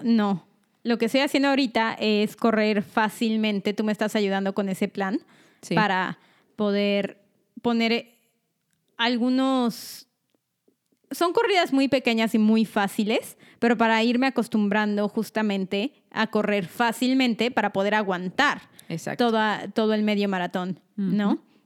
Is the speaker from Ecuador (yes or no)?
no; State of Mexico, Mexico; first language Spanish; moved away as an adult; now in United States; Nosotras vivimos casi toda nuestra vida en el Estado de México